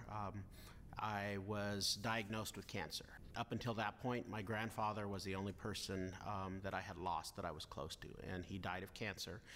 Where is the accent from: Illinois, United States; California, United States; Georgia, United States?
California, United States; Los Banos; I was born in Los Banos, California.